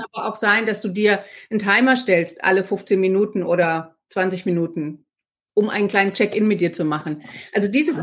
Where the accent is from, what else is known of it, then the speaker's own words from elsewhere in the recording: Marburg, Hesse, Germany; moved away as an adult; also born or lived in Freiburg / United States; now in Frankfurt, Germany; ich komme aus Marburg und als Marburgerin hat man erstmal ziemlich viele Vorurteile Frankfurt gegenüber.